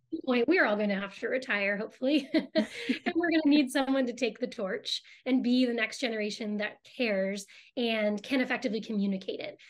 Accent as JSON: {"language": "English", "town": "Boston", "region": "Massachusetts", "country": "United States", "tie": "born or raised there", "said": "I grew up in Boston"}